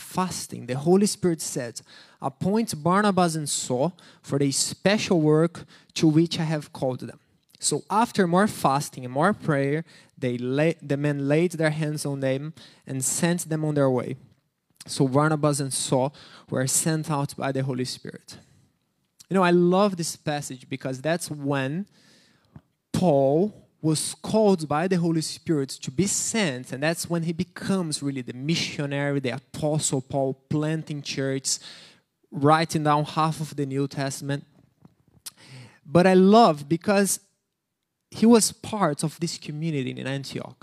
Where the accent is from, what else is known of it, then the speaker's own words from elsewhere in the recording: Brazil; moved away; I'm from Brazil.